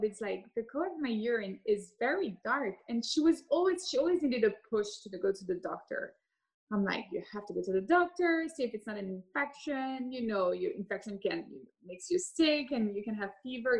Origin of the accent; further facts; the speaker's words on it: Geneva, Switzerland; moved away as an adult; also born or lived in Hong Kong / London; I grew up in Geneva, Switzerland